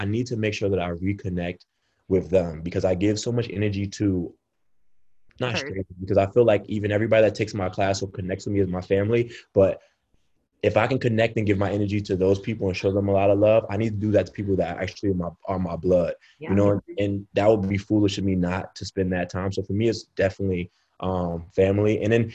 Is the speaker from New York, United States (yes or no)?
yes; New York City, New York, United States; I grew up in a tough neighborhood. I grew up in Brownsville area of Brooklyn